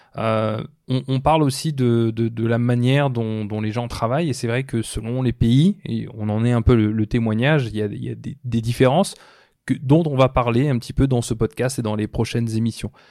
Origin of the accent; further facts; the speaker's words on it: France; moved away as an adult; also born or lived in Brazil / Mauritius; now in Toronto, Canada; je suis né en France